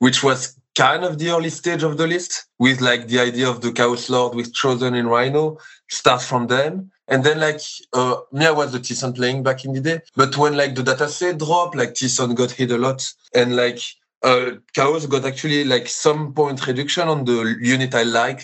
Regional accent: Belgium; I'm from Belgium.

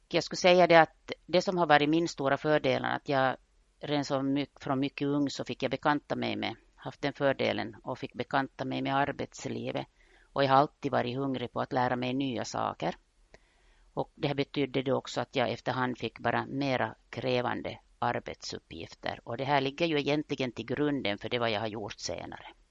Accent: Vaasa, Ostrobothnia, Finland; jag är Vasabo, jag är född och uppvuxen i Österbotten

